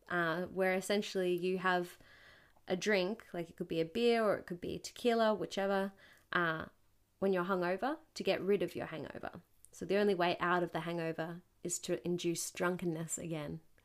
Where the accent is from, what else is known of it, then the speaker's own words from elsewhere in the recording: Newcastle, New South Wales, Australia; Newcastle, my hometown where I'm from